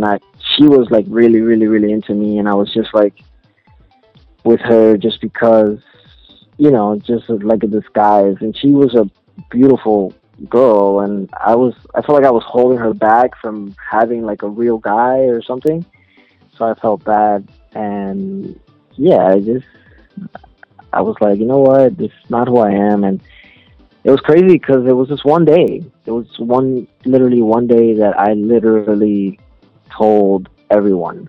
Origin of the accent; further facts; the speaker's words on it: Bayamón, Puerto Rico; I was born and raised in Puerto Rico